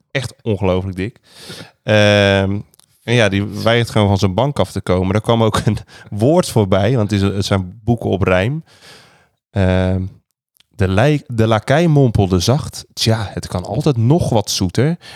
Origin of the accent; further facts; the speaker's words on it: Rotterdam, South Holland, Netherlands; ik ben echt een Rotterdammer.